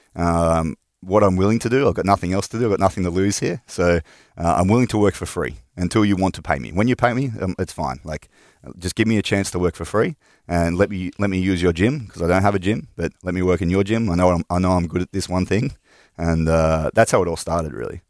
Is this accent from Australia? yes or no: yes; north of Sydney, New South Wales, Australia; moved away as an adult; also born or lived in Finland; I'm from Australia. right. um, from all around Australia, so mostly from like northern parts of Sydney, um, like two hours north of Sydney.